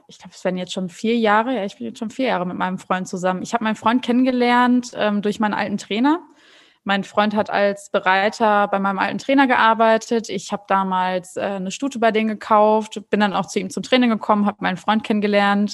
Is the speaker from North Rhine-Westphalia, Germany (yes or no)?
yes; North Rhine-Westphalia, Germany; moved away as an adult; now in São Paulo, Brazil; ich komme ja eigentlich ursprünglich aus NRW